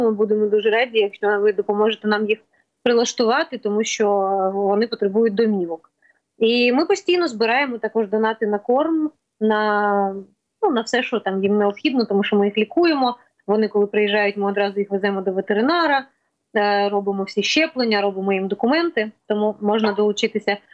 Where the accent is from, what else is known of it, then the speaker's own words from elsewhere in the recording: Kyiv, Ukraine; ми кияни, ми впряглися з 24-го